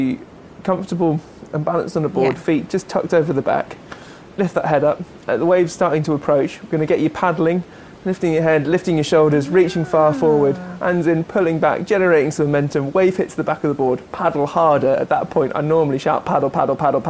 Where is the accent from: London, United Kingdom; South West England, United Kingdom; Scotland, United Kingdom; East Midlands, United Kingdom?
South West England, United Kingdom; South Devon; moved away; I grew up in South Devon